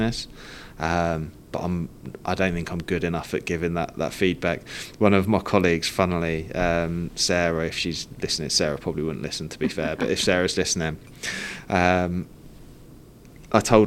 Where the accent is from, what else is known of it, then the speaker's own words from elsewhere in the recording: Cambridge, East of England, United Kingdom; we grew up around Cambridge